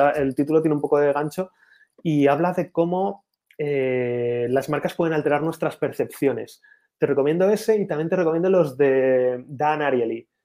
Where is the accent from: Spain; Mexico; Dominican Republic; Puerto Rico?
Spain